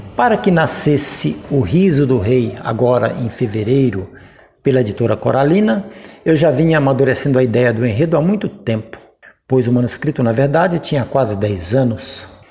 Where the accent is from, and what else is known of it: Nova Era, Minas Gerais, Brazil; born or raised there